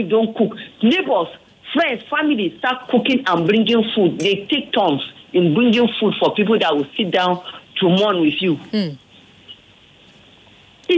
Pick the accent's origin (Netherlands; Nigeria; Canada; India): Nigeria; Kaduna State; now in Lagos, Nigeria; I am from Southern Kaduna